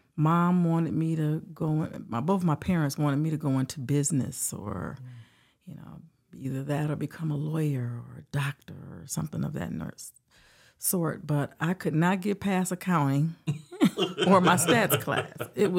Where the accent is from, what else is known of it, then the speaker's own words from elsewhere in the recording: Detroit, Michigan, United States; Well, I am originally from Detroit, Michigan.